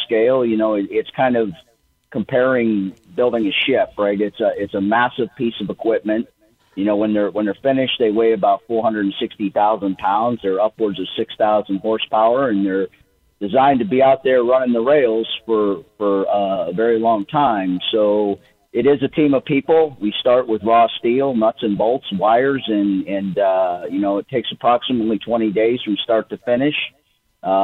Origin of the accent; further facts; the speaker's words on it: Erie, Pennsylvania, United States; I grew up in Erie. I was born and raised in Erie, Pennsylvania